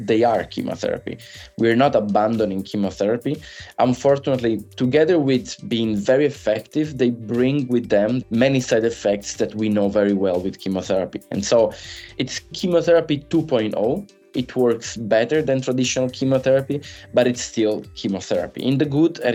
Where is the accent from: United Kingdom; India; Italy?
Italy; moved away as an adult; also born or lived in Milan; now in Boston, United States; I'm originally from Italy